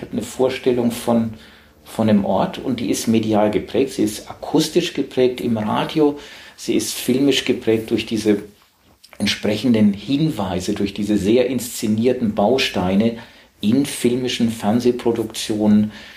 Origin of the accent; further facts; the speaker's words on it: Southern Germany, Germany; accent: süddeutscher Akzent; now in Hamburg, Germany; ich komme aus Süddeutschland